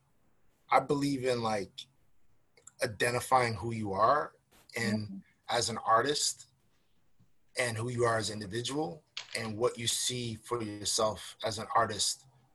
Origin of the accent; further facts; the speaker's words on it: United States; now in Canada; I'm American